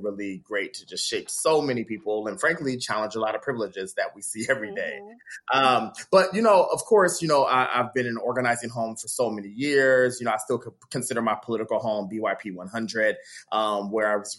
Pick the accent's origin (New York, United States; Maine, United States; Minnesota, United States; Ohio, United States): Ohio, United States; Dayton; also born or lived in Youngstown, Ohio; From Youngstown, Ohio, raised in Dayton, Ohio